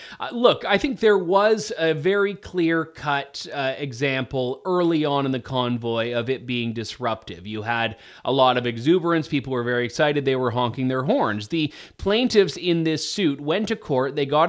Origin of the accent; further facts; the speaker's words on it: Canada; Now, as a Canadian who's not from Alberta, I think there's an argument that Canadians themselves stand to suffer from not developing the oil and gas sector.